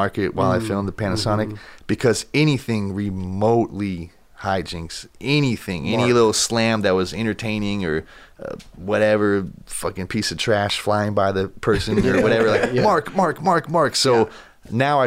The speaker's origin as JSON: {"language": "English", "town": "Huntington Beach", "region": "California", "country": "United States", "tie": "born or raised there", "also_born_or_lived": "Costa Mesa / Santa Ana", "said": "I was born and raised in Huntington, but I lived in Costa Mesa at one point, also Santa Ana a little bit"}